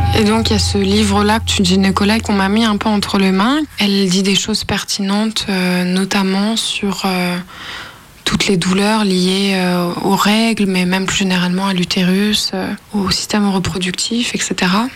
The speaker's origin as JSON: {"language": "French", "town": "Lyon", "region": "Auvergne-Rhône-Alpes", "country": "France", "moved": "yes", "lives_now": "Nanterre, France", "said": "j'ai 24 euh, ans, je viens de Lyon, mais maintenant j'habite euh, en région parisienne à Nanterre"}